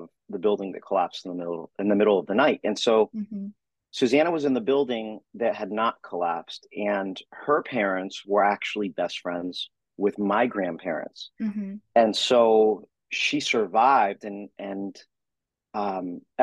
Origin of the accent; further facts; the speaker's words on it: Florida, United States; Florida area. My father at the time, growing up, was with the Miami Beach Police Department